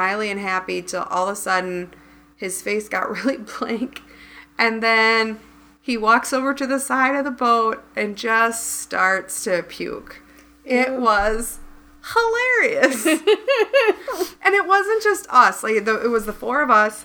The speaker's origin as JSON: {"language": "English", "region": "Midwest", "country": "United States", "said": "we're from the Midwest."}